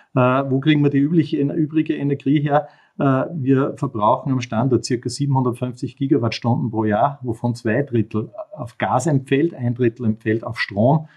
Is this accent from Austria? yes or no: yes; Mühlviertel, Upper Austria, Austria; ich bin mit zwei Füßen am Boden im oberösterreichischen Müllviertel aufgewachsen